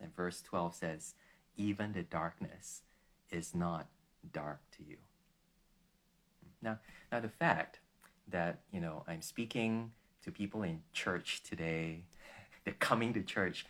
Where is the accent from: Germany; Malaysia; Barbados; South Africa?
Malaysia; I come from Malaysia, where most of my friends are not Christians, they're Muslims